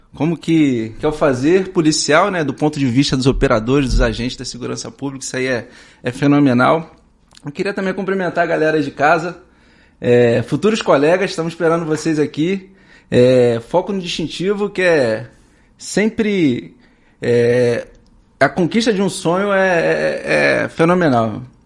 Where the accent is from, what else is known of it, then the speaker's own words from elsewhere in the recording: São Gonçalo, Rio de Janeiro, Brazil; Eu sou de São Gonçalo